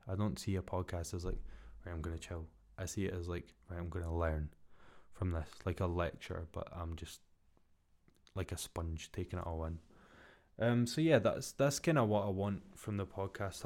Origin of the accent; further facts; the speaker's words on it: Scotland, United Kingdom; now in Glasgow, United Kingdom; I'm come from Scotland